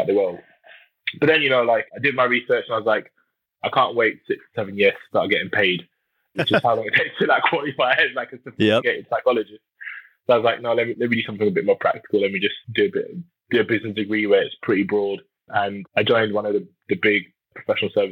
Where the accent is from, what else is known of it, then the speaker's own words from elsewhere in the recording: London, United Kingdom; moved away as an adult; also born or lived in Nottingham; originally from London, born and raised, and I grew up in a part of London called Hackney